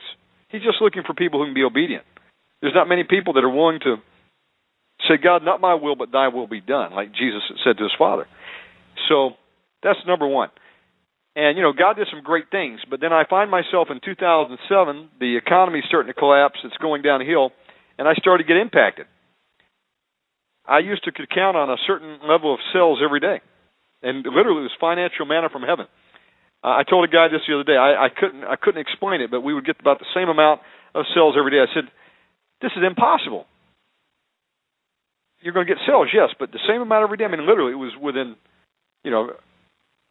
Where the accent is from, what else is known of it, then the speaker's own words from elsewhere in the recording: United States; moved away as an adult; also born or lived in Cartagena, Colombia; I'm an American living in a foreign country where all they do is they speak Spanish around me